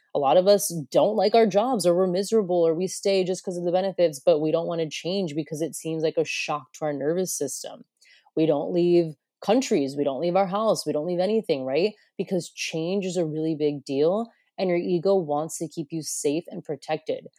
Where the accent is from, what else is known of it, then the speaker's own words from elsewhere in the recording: United States; moved away as an adult; also born or lived in Broome, Australia; now in Australia; I come from America